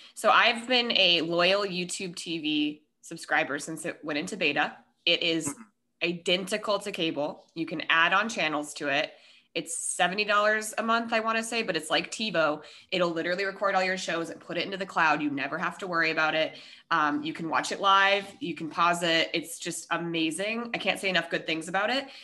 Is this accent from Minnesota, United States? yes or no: yes; Minnesota, United States; I was born in Minnesota